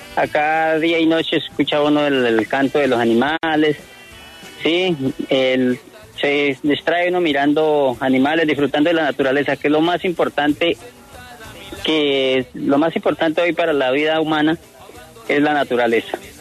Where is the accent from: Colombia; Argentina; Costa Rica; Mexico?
Colombia; Villanueva, Casanare; soy nativo, nativo de esta región